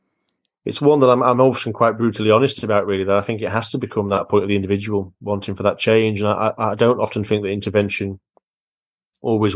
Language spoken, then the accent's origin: English; near the Lake District, North West England, United Kingdom; I was brought up quite near the Lake District